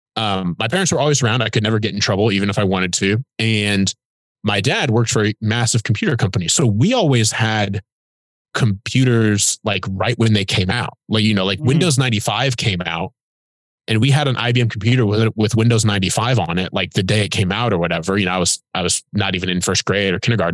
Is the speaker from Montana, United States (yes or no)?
no; Fort Wayne, Indiana, United States; I was born and raised in Fort Wayne, Indiana, which is up in the north